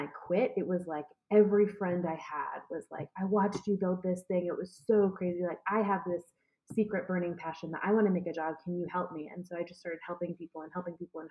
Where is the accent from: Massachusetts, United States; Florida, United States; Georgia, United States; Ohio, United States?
Georgia, United States; Atlanta; moved away as an adult; also born or lived in Washington, D.C.; I decided I was going to move back home. I'm from Atlanta, Georgia. I moved back home